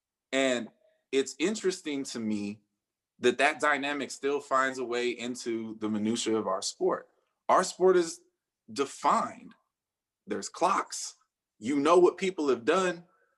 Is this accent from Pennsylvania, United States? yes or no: no; San Francisco Bay Area, California, United States; I'm a Bay Area kid. I grew up in the Bay Area.